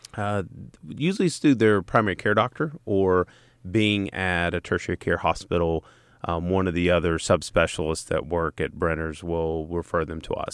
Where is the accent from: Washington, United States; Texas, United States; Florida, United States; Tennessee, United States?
Tennessee, United States; East; I'm a redneck from East Tennessee